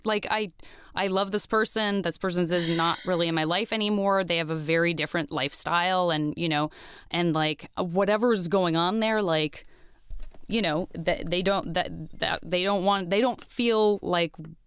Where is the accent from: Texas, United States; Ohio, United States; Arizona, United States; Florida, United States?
Arizona, United States; Tucson; In Tucson, Arizona